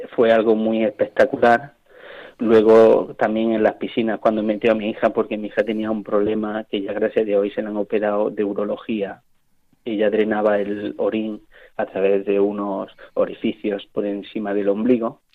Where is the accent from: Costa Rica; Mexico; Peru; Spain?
Spain; soy español